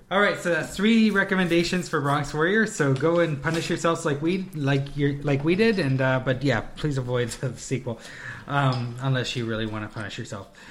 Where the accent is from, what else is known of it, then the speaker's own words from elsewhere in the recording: Canada; we're Canadian